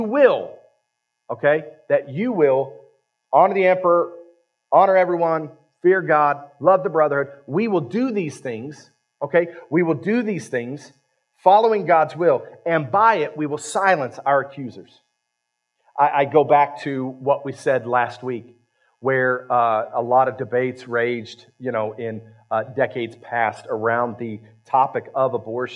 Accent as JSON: {"language": "English", "region": "Ohio", "country": "United States", "tie": "born or raised there", "moved": "yes", "lives_now": "West Virginia, United States", "said": "I was raised in Ohio"}